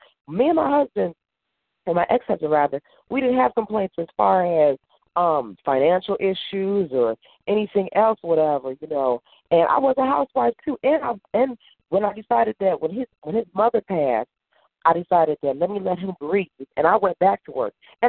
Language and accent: English; Mississippi, United States; also born or lived in New Jersey; now in Chicago, United States; You know, I grew up in Mississippi. I live in Chicago or I live in the Chicago area. And there's a difference.